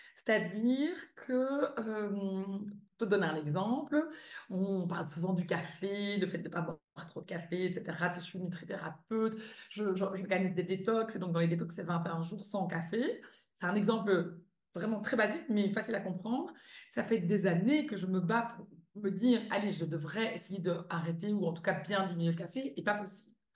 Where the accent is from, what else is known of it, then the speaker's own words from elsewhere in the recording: Belgium; moved away as an adult; also born or lived in California; now in Spain; je suis belge